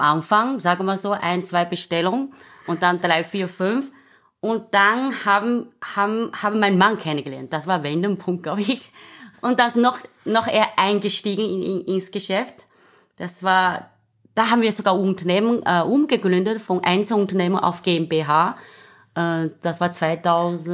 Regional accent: China; German is a second language; moved away as an adult; now in Austria; ich komme auch aus China

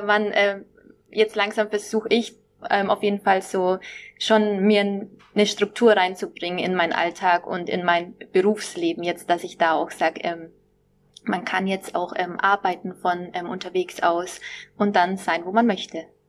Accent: Nuremberg, Bavaria, Germany; moved away as an adult; also born or lived in Düsseldorf; ich komme ursprünglich aus Nürnberg, aus dem schönen Frankenland.

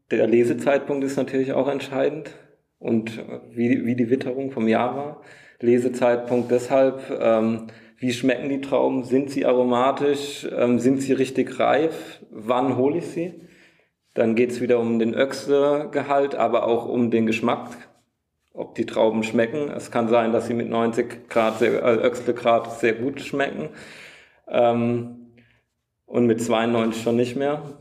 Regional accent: Wachenheim, Rhineland-Palatinate, Germany; ich komme aus Wachenheim, da sieht man halt auch öfter mal einen Traktor und drumherum

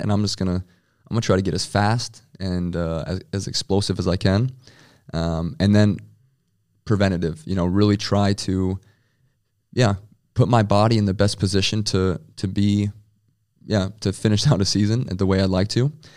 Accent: Rapid City, South Dakota, United States; moved away as an adult; also born or lived in Frankfurt; now in Berlin, Germany; I'm from Rapid City, South Dakota, and you know, I love my my hometown

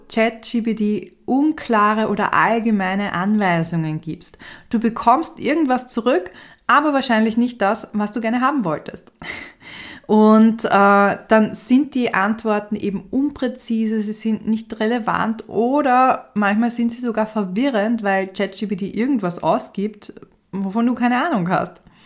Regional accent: Austria; ich bin ja Österreicherin

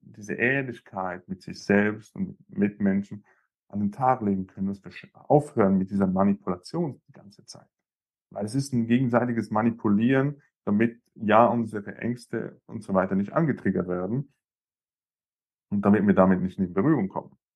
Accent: Zurich, Switzerland; bei uns in Zürich, in der Schweiz

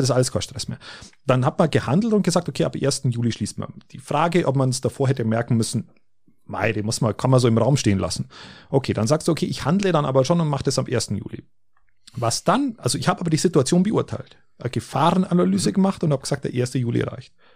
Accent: Germany; bei uns in Deutschland

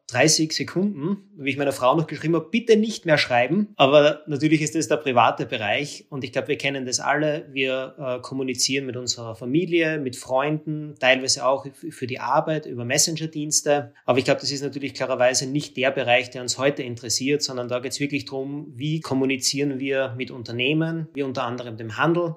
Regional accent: Austria; für mich als Österreicher

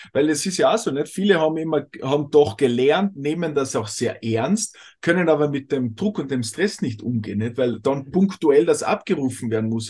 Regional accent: Austria; bei uns in Österreich

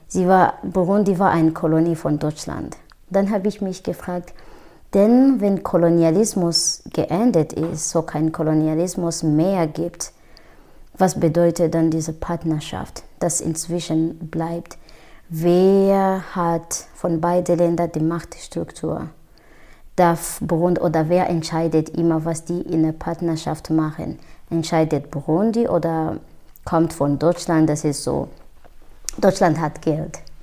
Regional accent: Rwanda; first language Kinyarwanda; German is a second language; moved away as an adult; now in Germany; ich bin in Ruanda geboren, aufgewachsen

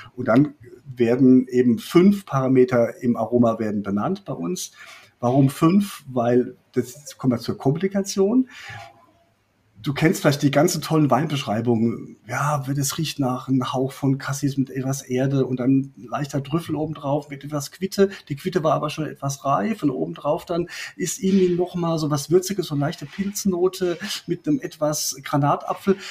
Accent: Rhineland-Palatinate, Germany; Ich komme aus, äh, aus der Pfalz

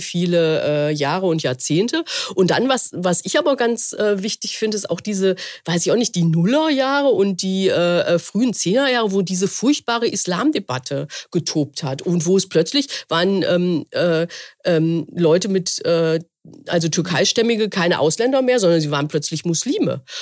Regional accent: Essen, North Rhine-Westphalia, Germany; ich komme ja aus dem Ruhrgebiet, mhm. äh, ähm, äh, dort, da ist ja in Essen, meiner Heimatstadt

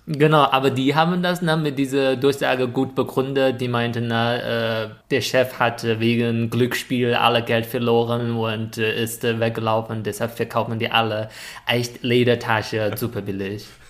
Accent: China; German is a second language; moved away; als Chinese

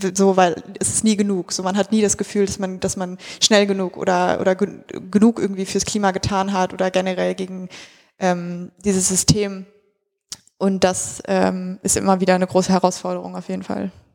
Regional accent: near the Hambach Forest, North Rhine-Westphalia, Germany; Ich komme aus der Nähe von dort

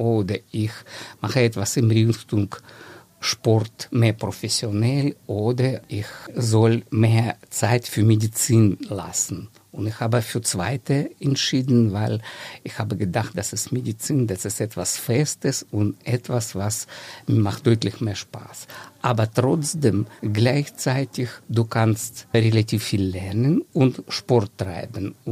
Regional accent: Dnipro, Dnipropetrovsk Oblast, Ukraine; German is a second language; Ursprünglich ich stamme aus der Ukraine. Das ist alle meine Verwandte, auch Ukrainer. Und ich habe aufgewachsen in einer schönen Stadt. Jetzt heißt diese Stadt Dnipro.

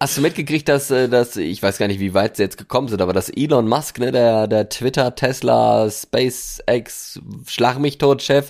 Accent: Germany; ich komme nicht aus Deutschland. komme ich

